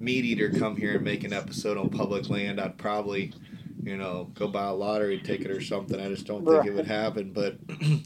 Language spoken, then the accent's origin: English; West Virginia, United States; now in Florida, United States; I grew up in Western Virginia